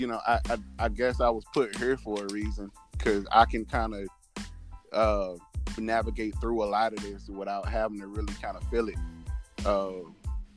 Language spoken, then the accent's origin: English; St. Louis, Missouri, United States; I'm from St. Louis. St. Louis has been the murder capital of the country.